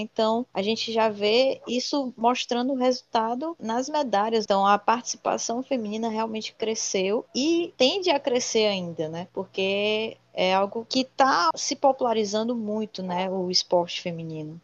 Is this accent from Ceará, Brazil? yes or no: yes; Fortaleza, Ceará, Brazil; Eu sou aqui de Fortaleza, do Ceará